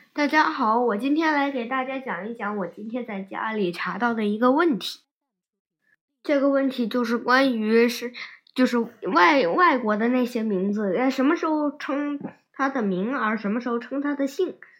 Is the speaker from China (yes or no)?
yes; China; 一般我们中国人，嗯，称外国人